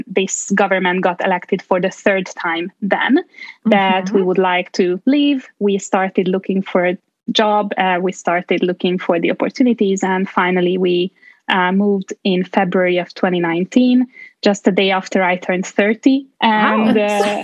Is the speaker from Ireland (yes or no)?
no; Budapest, Hungary; English is a second language; moved away as an adult; now in Sweden; I was born in Budapest and raised in a small town next to Budapest. So we can just say Budapest, basically.